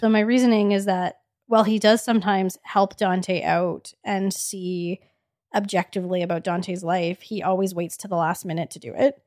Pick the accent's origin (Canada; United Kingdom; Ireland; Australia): Canada; Edmonton, Alberta; We're from Edmonton